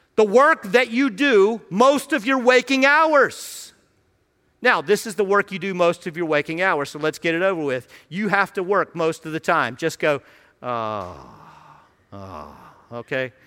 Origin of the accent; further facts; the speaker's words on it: Radford, Virginia, United States; moved away as an adult; now in Washington, D.C. area, United States; I grew up in Radford